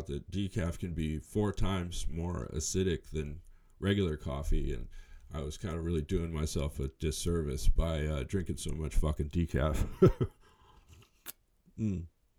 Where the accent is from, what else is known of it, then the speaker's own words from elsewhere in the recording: New Mexico, United States; moved away; also born or lived in San Francisco Bay Area; grew up in New Mexico.